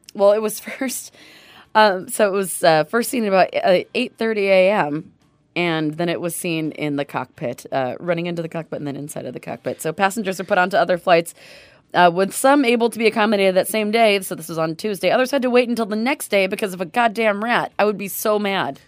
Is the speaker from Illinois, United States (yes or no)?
no; Seattle, Washington, United States; I grew up in the Northwest and I grew up around Seattle